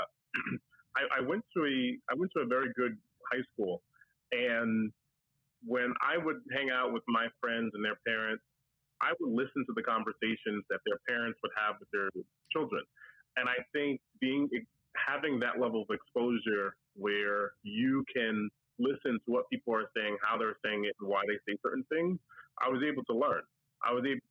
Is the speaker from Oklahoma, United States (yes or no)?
no; New York, United States; now in New Jersey, United States; I'm from New York. I live in New Jersey now